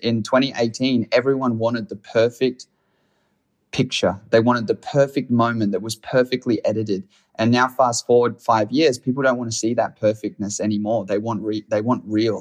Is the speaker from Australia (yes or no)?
yes; Australia; I'm from Australia